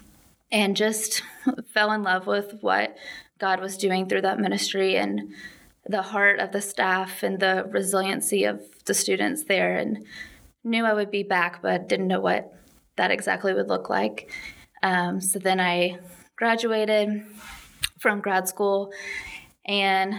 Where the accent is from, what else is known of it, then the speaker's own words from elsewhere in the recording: Nashville, Tennessee, United States; I grew up, born and raised in Nashville